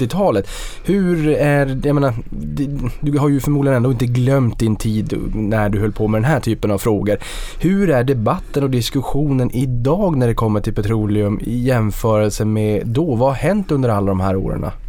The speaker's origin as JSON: {"language": "Swedish", "town": "Boden", "region": "Norrbotten County", "country": "Sweden", "tie": "born or raised there", "said": "Jag kommer från Boden och jag är ju uppfödd med, med de här malmtågen"}